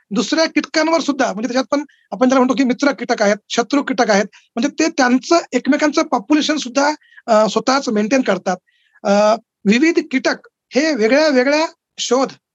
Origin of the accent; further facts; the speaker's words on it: Akola, Maharashtra, India; moved away as an adult; now in Aurangabad, India; वडील पंजाबराव देशमुख कृषी विद्यापीठात होते अकोल्याला आणि ते एका म्हणजे डेअरी फार्मवर कार्यरत होते तर माझं लहानपण हे त्या डेअरी फार्मवर गेलं